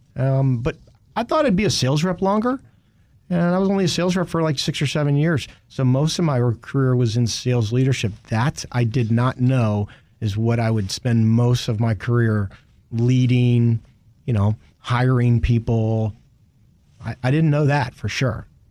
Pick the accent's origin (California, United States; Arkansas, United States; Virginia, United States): Virginia, United States; Richmond; I grew up in Richmond